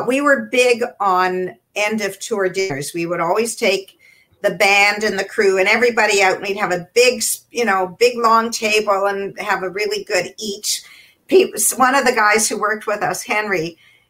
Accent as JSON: {"language": "English", "country": "Canada", "said": "We always felt proud to be Canadian"}